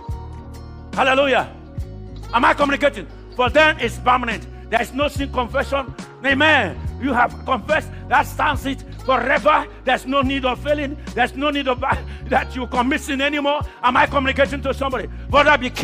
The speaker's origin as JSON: {"language": "English", "country": "Nigeria", "moved": "yes", "said": "I come from Nigeria, but God brought me to this country"}